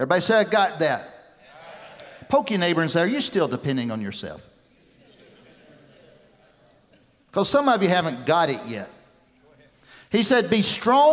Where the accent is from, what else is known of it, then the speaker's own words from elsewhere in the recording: West Tennessee, United States; I grew up down here in West Tennessee